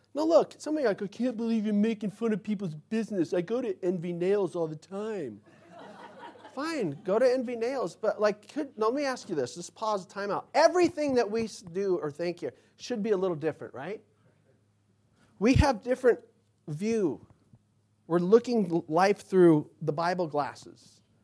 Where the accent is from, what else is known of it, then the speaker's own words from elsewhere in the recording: Mesa, Arizona, United States; my neighborhood growing up in Mesa